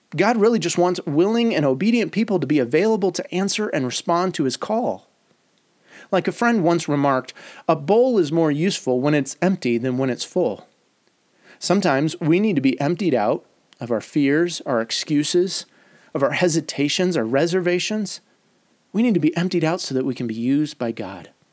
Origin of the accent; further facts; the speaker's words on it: Detroit, Michigan, United States; moved away; also born or lived in Chicago; my years growing up in Detroit